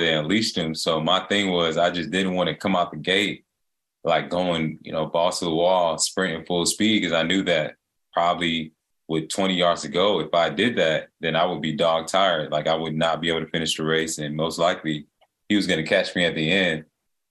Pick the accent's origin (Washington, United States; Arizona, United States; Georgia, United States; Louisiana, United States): Georgia, United States; Atlanta; born and raised in Atlanta